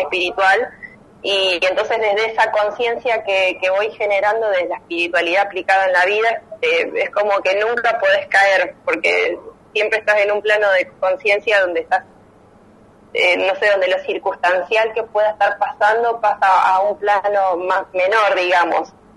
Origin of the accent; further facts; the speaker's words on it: La Plata, Buenos Aires Province, Argentina; moved away as an adult; now in Buenos Aires, Argentina; yo soy platense y cuando decidí mudarme a Capital